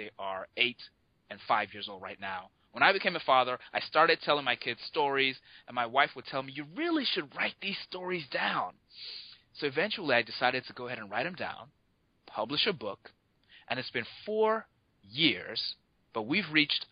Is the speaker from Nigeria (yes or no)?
yes; Nigeria; moved away as an adult; now in United States; I grew up in Nigeria. So I live in the U.S. now. I've been here half my life, but I did grow up in Nigeria.